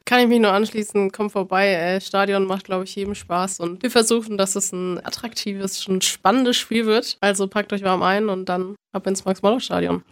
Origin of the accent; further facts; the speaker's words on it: Bamberg, Bavaria, Germany; komme gebürtig aus Bamberg